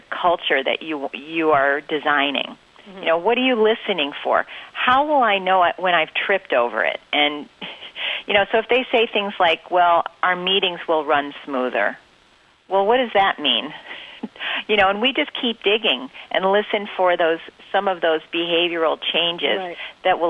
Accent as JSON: {"language": "English", "town": "Winsted", "region": "Connecticut", "country": "United States", "tie": "born or raised there", "said": "I grew up in Connecticut"}